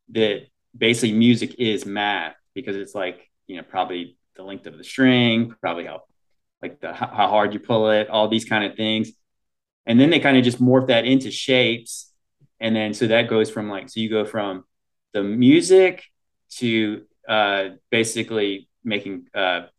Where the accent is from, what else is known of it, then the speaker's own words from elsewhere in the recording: United States; as Americans, would we grow up